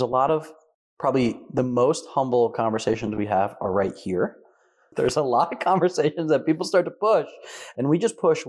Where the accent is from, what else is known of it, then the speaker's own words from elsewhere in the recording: New Jersey, United States; from Jersey.